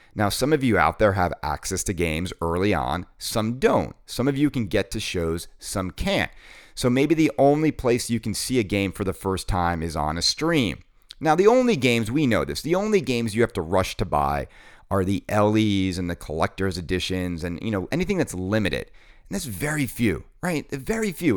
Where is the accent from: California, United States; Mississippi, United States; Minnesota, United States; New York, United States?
New York, United States; New York City; my hometown in New York City